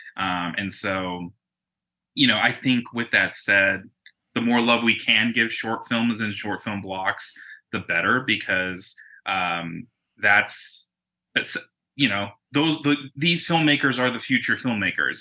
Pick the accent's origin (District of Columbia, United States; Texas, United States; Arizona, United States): Arizona, United States; Tucson; moved away as an adult; now in Los Angeles, United States; I'm originally from Arizona, so from Tucson.